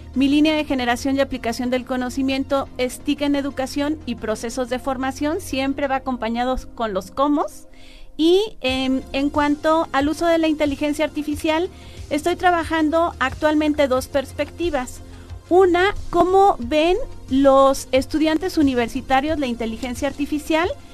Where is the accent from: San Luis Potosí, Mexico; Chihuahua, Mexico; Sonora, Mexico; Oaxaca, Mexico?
San Luis Potosí, Mexico; moved away as an adult; also born or lived in Guadalajara / Guanajuato; now in Hidalgo, Mexico; Yo nací en Guadalajara, eh, crecí en San Luis Potosí.